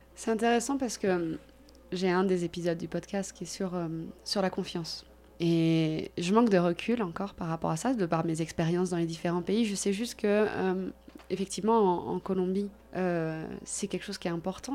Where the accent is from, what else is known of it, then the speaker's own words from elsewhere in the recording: France; nous, en tant que Français